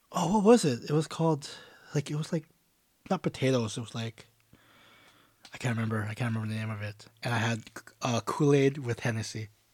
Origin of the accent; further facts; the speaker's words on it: Canada; I'm from Canada